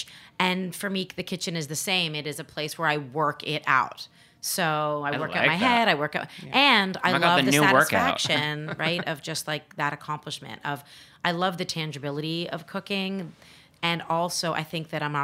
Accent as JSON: {"language": "English", "country": "Canada", "moved": "yes", "lives_now": "United States", "said": "I'm not actually American. I'm Canadian"}